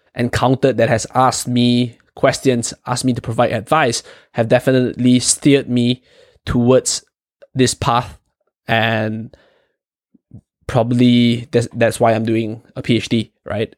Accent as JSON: {"language": "English", "country": "Malaysia", "moved": "yes", "said": "Chong and I, we are from, originally from Malaysia"}